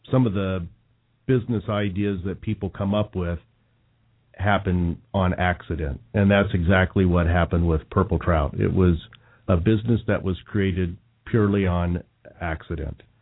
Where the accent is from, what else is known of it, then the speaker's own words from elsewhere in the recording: Indiana, United States; moved away; So maybe that was growing up in Indiana.